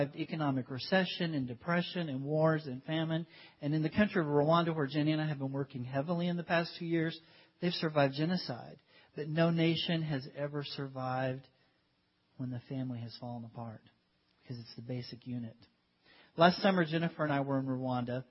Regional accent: United States; moved away as an adult; we're white, we're from America

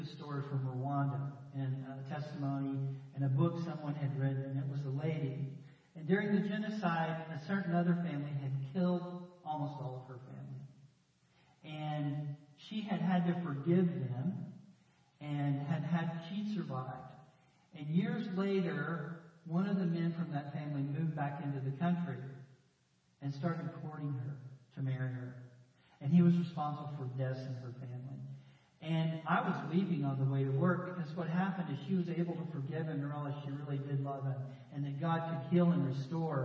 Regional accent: Texas, United States; I grew up in Texas, you know, here in Central

